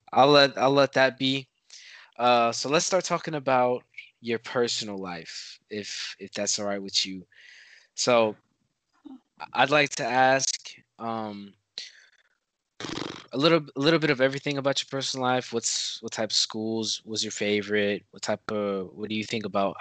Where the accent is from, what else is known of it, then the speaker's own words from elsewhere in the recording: United States; I'm American.